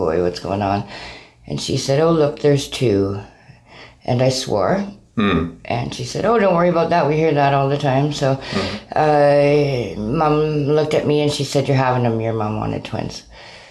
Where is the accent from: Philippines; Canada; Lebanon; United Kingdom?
Canada; Burnaby, British Columbia; moved away as an adult; also born or lived in Vancouver / Calgary; now in Kelowna, Canada; Born and raised, yeah. Mostly Burnaby